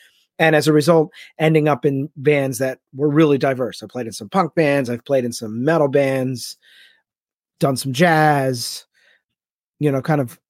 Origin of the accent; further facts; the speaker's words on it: Philadelphia, Pennsylvania, United States; And so it just so happened that the guys I grew up in Philly, and the kids that I hung out with, some of the more influential kids in the group were into punk.